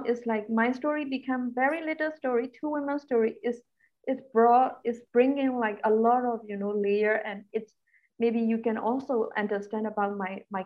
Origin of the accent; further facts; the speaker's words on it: Rakhine State, Myanmar; English is a second language; I was born in Rakhine State, so I understand the language, and I have relatives that living in that region